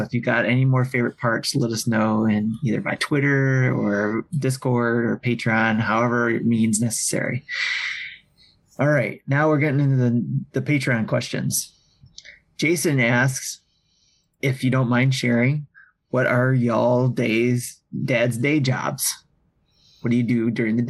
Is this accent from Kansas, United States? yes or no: no; Detroit, Michigan, United States; I'm from the Detroit area, so I could say Coney dogs. We got some good Coneys here